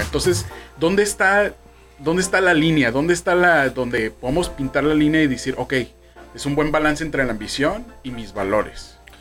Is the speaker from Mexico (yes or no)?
yes; Mexico; also born or lived in Baja California; que no tranza no avanza es un lema que, que tenemos como mexicanos